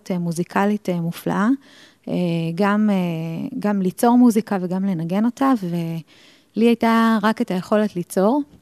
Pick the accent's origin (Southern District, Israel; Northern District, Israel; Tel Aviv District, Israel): Tel Aviv District, Israel; Ramat Gan; טוב, אני ילדה רמתגנית, נולדתי ב-76, אז אני די מבוגרת כבר.